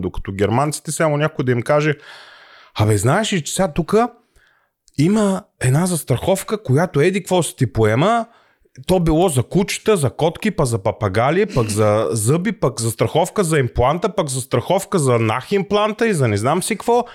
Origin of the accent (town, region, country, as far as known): Bulgaria; now in Germany